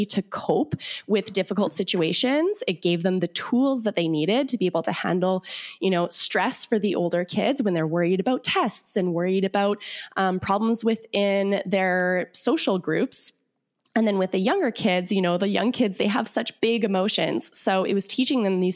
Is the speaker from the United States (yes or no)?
no; Winnipeg, Manitoba, Canada; we're from Manitoba, Canada. So it's in the prairies. So we're right like smack dab in the center of Canada. And I'm from, we're both from Winnipeg